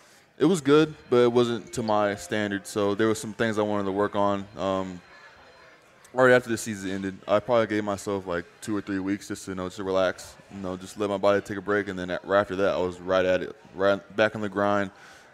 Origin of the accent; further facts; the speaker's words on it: New Mexico, United States; born there; also born or lived in Tennessee; No, so I was born in New Mexico.